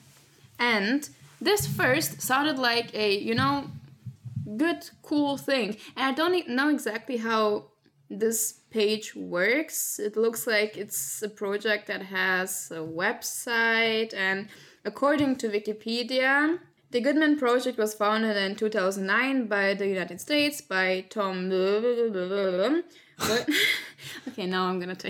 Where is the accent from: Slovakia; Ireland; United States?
Slovakia; English is a second language; moved away as an adult; now in Canada; I'm from Slovakia